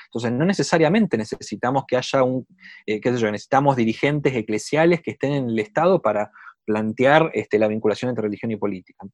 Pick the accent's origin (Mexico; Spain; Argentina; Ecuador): Argentina; moved away as an adult; now in Chile; yo, como, mi, acento lo, muestra, soy de Argentina, vivo en Chile ya hace cinco años